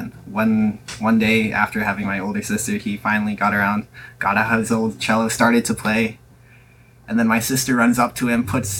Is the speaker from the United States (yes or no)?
yes; outside Chattanooga, southeast Tennessee, United States; I am like right outside Chattanooga, so southeast Tennessee. I am also still in high school